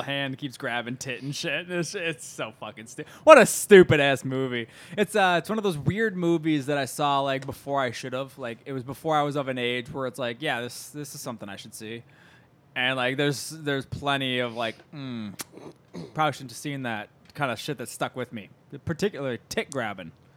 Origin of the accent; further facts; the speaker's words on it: Midwest, United States; We're from the Midwest